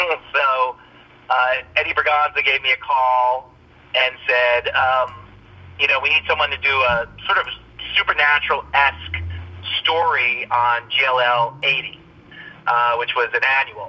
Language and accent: English; New York City, New York, United States; I grew up in the Bronx